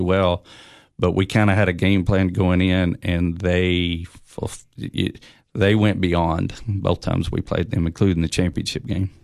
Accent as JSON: {"language": "English", "town": "Oneida", "region": "Tennessee", "country": "United States", "tie": "born or raised there", "said": "I'm from Oneida, Tennessee"}